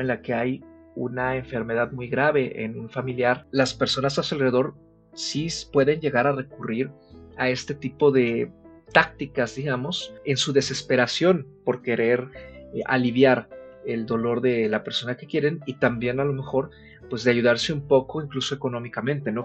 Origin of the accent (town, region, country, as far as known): Mexico